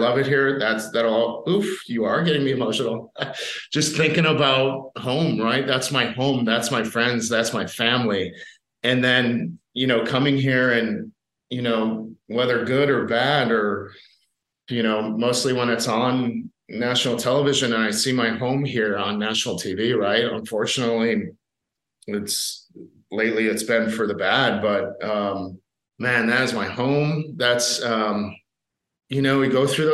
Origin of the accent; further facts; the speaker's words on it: Buffalo, New York, United States; moved away as an adult; my hometown